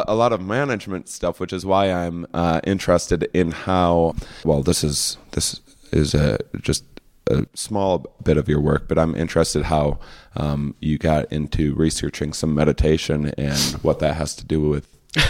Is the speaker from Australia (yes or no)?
no; Wisconsin, United States; I'm from a small town in Wisconsin, and this is not an activity that I can picture my brother and father.